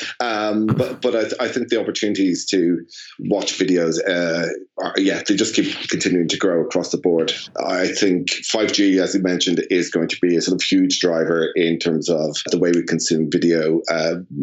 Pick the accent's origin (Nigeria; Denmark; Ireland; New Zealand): Ireland; now in London, United Kingdom; as an Irishman living in London, I'm feeling particularly homesick, and I'm feeling the togetherness of Ireland